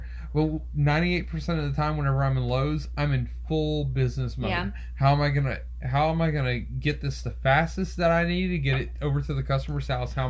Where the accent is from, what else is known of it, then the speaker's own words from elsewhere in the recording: Louisiana, United States; That's my life, though. I'm Cajun, so